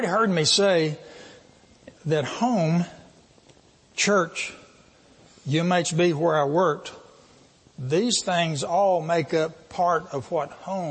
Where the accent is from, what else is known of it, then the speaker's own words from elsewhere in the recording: Wickett, Texas, United States; moved away as an adult; also born or lived in California / Fort Worth, Texas / Belton, Texas; We both grew up in small West Texas town. For me, that is Wickett, sometimes I say Monahans